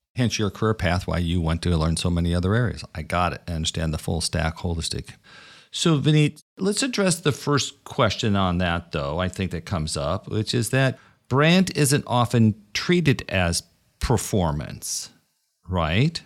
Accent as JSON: {"language": "English", "town": "Brooklyn", "region": "New York", "country": "United States", "said": "I'm from Brooklyn"}